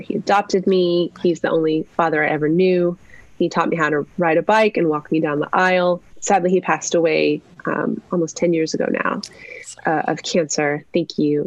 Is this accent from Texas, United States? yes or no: no; New Mexico, United States; I was raised in New Mexico